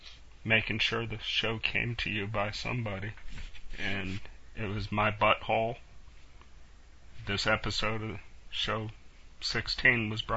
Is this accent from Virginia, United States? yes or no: yes; Bumpass, Virginia, United States; I'm from Bumpass.